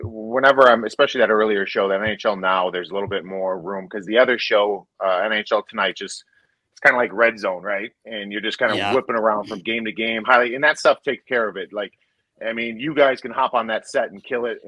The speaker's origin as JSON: {"language": "English", "town": "Cleveland", "region": "Ohio", "country": "United States", "tie": "born or raised there", "said": "I grew up in Cleveland, Ohio"}